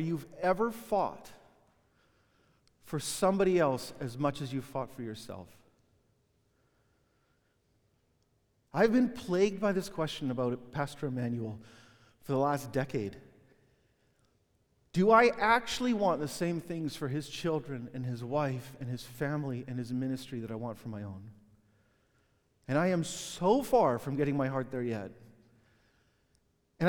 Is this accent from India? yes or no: no; Vancouver, British Columbia, Canada; When I was a kid growing up in Vancouver, every summer we'd go to the PNE, the Pacific National Exhibition